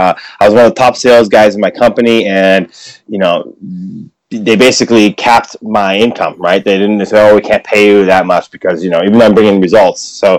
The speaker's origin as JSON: {"language": "English", "country": "United States", "lives_now": "Japan", "said": "I mean, I no offense, but I know I'm American. I have a U.S. passport and I still support America. I'm happy to go back and visit."}